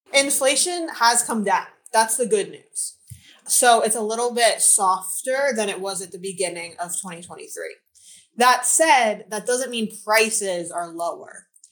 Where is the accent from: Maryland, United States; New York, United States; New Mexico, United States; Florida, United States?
Florida, United States; now in Charlotte, United States; I was born and raised in Florida. I now live in Charlotte, North Carolina.